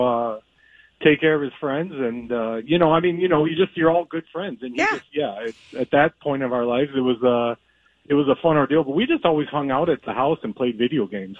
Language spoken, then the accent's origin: English; Minnesota, United States; moved away; I'm obviously from Minnesota